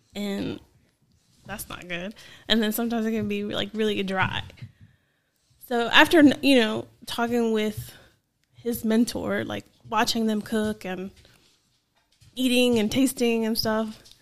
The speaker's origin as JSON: {"language": "English", "region": "New Jersey", "country": "United States", "tie": "born or raised there", "said": "I grew up here when I and we moved here when I was 11. Mm-hmm. So I'm from New Jersey"}